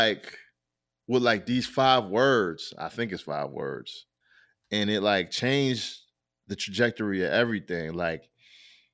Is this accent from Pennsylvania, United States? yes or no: no; Rochester, New York, United States; I'm from Rochester